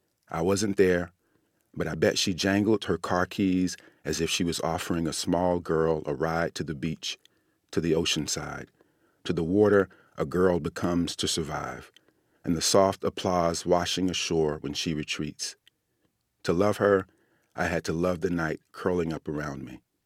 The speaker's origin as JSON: {"language": "English", "country": "United States", "said": "So I think about that as an American."}